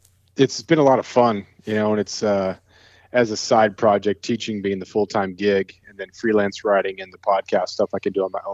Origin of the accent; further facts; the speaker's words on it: Prince of Wales Island, Southeast Alaska, United States; moved away as an adult; also born or lived in California / Ketchikan, Alaska; Grew up on Prince of Wales Island here in Southeast Alaska. I now live and teach high school English. I'm a freelance writer and podcaster in Ketchikan.